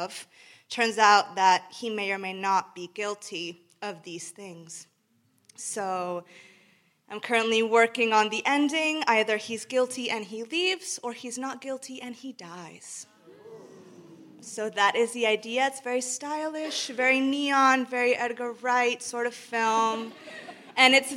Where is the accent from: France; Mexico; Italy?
Mexico; now in London, United Kingdom; I'm from Mexico, in case anyone's wondering why I sound like this.